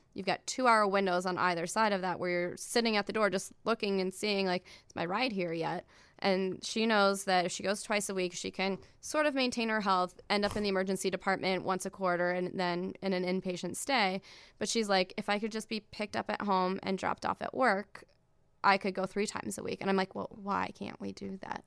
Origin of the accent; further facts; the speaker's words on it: Iowa, United States; I grew up in Iowa, um, in a town of, like, twenty-five thousand people